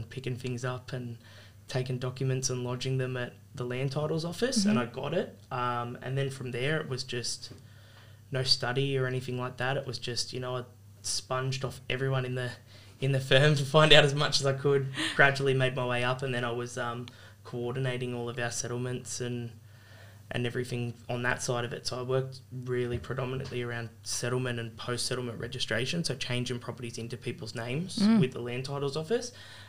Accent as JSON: {"language": "English", "town": "Sydney", "region": "New South Wales", "country": "Australia", "tie": "born or raised there", "also_born_or_lived": "Blacktown / Budgewoi", "said": "So originally, I was born in Blacktown. Mm-hmm. So I grew up in Doonside, so it's like the ghetto. Pretty rough neighbourhood, but we always sort of holidayed here. So it was pretty well half and half between Doonside and Budgiewoy."}